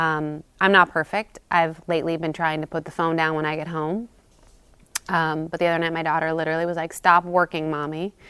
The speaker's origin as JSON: {"language": "English", "region": "California", "country": "United States", "moved": "yes", "lives_now": "New York, United States", "said": "I'm from California."}